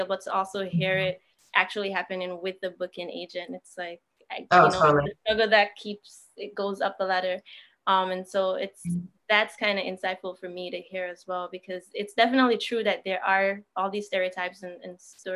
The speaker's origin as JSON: {"language": "English", "country": "Jamaica", "said": "being a Jamaican"}